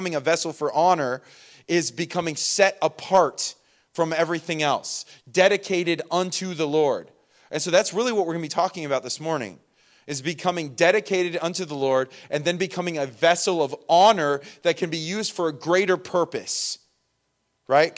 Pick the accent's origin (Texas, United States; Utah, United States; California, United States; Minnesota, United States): California, United States; Inland Empire; moved away; I was from the Inland Empire, and that is a legit thing out there